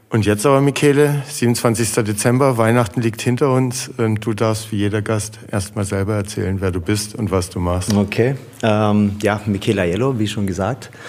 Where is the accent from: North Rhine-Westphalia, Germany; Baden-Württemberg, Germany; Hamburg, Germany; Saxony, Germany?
Baden-Württemberg, Germany; Heilbronn; ich bin in Frankenbach aufgewachsen.